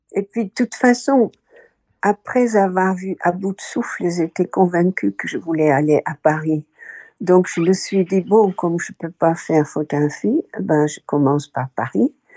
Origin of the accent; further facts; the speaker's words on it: Rotterdam, South Holland, Netherlands; French is a second language; moved away as an adult; also born or lived in France; Je suis née à Rotterdam euh, fin 1940